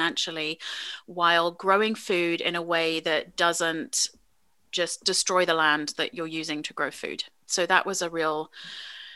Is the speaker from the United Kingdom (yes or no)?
yes; England, United Kingdom; moved away as an adult; now in United States; I grew up in England, was born in the States, and came back to the States for my university education